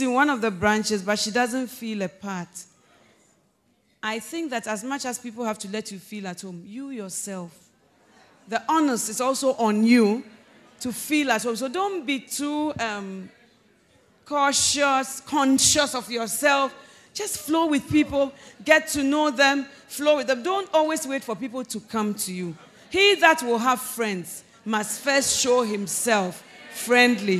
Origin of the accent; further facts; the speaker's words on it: Ghana; I'm Ghanaian